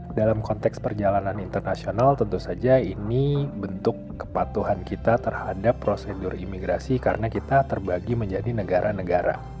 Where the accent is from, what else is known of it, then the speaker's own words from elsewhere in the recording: Indonesia; Aku adalah orang Indonesia